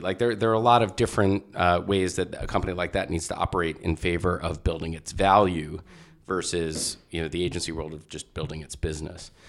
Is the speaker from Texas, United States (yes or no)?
no; Jersey Shore, central New Jersey, United States; also born or lived in Brooklyn, New York / Staten Island, New York; I was born in Brooklyn. I lived in Staten Island until I was going into fourth grade. And then, um, I moved to central New Jersey, Jersey Shore